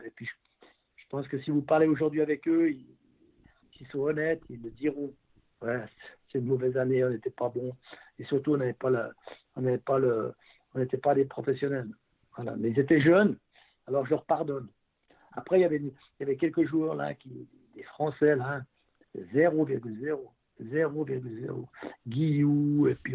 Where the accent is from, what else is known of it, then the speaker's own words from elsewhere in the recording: Vernier, Geneva, Switzerland; also born or lived in Beauvais; quand je venais des juniors de Vernier